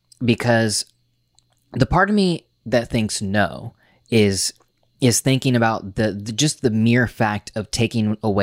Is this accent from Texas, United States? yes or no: no; New York, United States; I am a YouTuber, I am a podcaster, I am a New Yorker